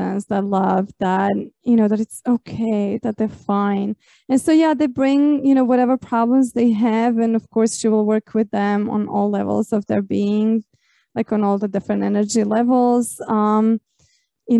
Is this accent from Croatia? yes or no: yes; Croatia; I grew up in Croatia, and we're also very traditionally Catholic